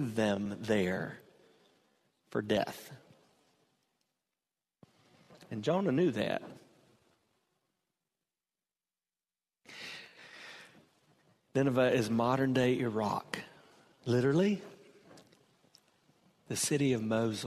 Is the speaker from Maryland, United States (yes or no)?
no; Hartsville, South Carolina, United States; now in Temple Terrace, United States; I was born in Hartsville, South Carolina. I never intended to live in Temple Terrace, Florida